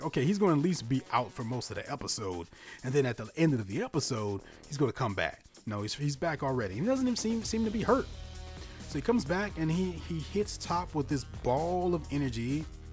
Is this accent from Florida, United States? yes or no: no; Louisiana, United States; I'm from Louisiana. I also went to LSU